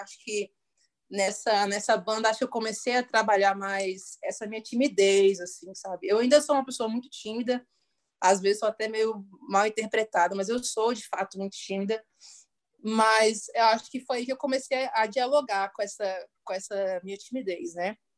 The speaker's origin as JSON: {"language": "Portuguese", "town": "Brasília", "region": "Federal District", "country": "Brazil", "said": "sou brasiliense"}